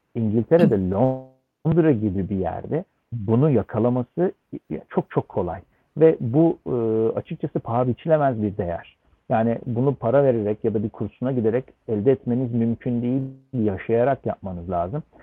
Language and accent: Turkish; Istanbul, Turkey; moved away as an adult; also born or lived in London, United Kingdom; İstanbul doğumluyum.